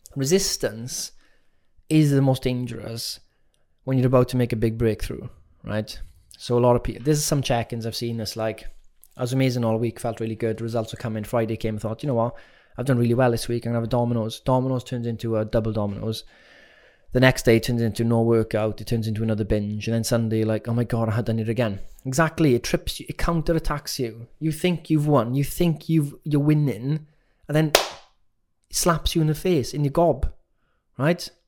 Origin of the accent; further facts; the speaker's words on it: Wales, United Kingdom; as young Welsh kids